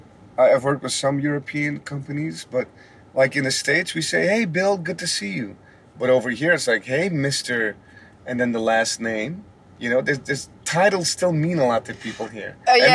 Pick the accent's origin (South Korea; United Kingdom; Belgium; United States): Belgium; Antwerp, Flanders; accent: Antwerp; moved away; I am an Antwerp guy, so we have like a strong accent.